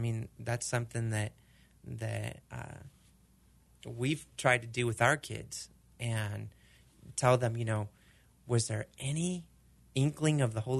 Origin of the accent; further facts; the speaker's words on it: Argentina; Okay, so we're growing up in Argentina. Their sport is soccer. You know, they don't do baseball.